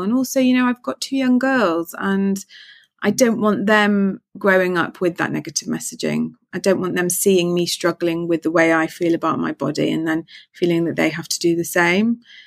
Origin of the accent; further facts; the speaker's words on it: Manchester, North West England, United Kingdom; now in London, United Kingdom; I'm from Manchester